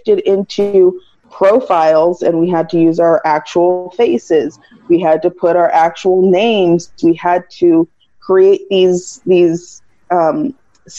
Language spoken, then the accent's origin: English; United States; as an American